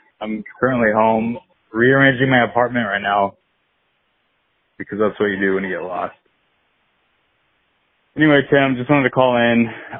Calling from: Kansas City, Missouri, United States; I'm calling from Kansas City, Missouri.

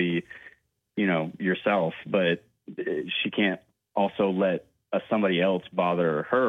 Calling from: Somerville, United States

